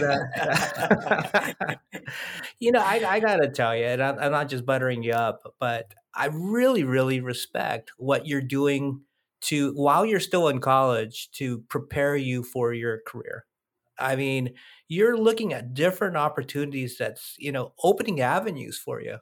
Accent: Oakland, California, United States; I was born in Oakland

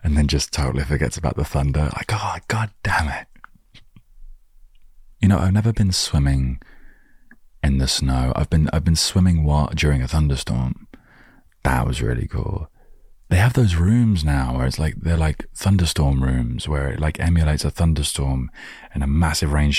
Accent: England, United Kingdom; I was living in my hometown

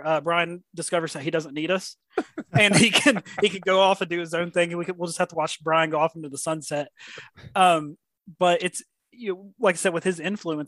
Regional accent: Southern West Virginia, United States; growing up in Southern West Virginia

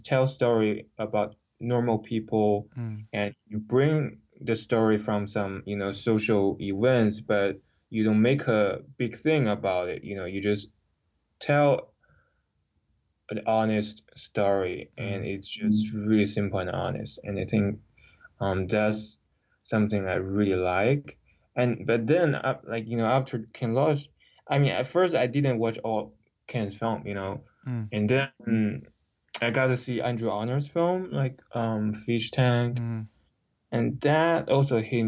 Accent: China; English is a second language; moved away as an adult; also born or lived in Los Angeles; growing up in China

